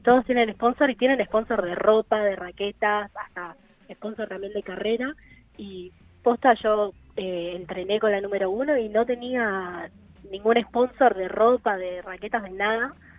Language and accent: Spanish; Buenos Aires, Argentina; yo soy de Buenos Aires, tengo 18 años